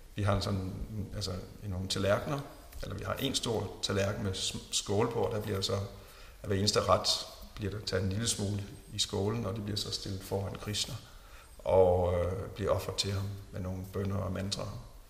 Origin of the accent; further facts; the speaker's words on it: Jutland, Denmark; jeg voksede op på sådan en, en ganske almindelig, pæn, borgerlig familie. Jeg er fra Jylland.